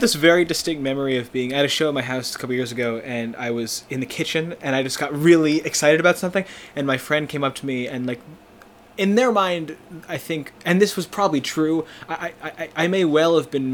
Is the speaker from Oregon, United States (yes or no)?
no; Plainsboro, New Jersey, United States; now in Boston, United States; I'm from New Jersey originally. I'm from a place called Plainsboro, uh, which is outside of Princeton